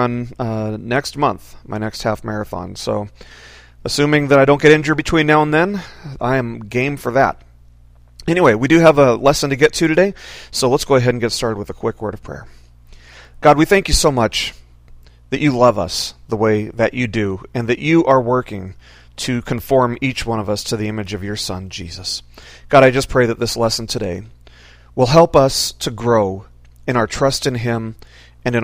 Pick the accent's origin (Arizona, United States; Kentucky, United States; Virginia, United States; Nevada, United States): Nevada, United States; Las Vegas; also born or lived in Washington State; now in Washington, United States; I grew up in Las Vegas